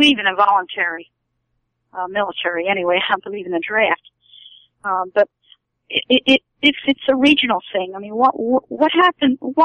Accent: Haddon Township, New Jersey, United States; moved away; also born or lived in Barrington, New Jersey; I'm from South Jersey also

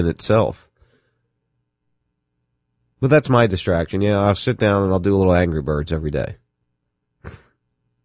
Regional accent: New Jersey, United States; I'm from Jersey

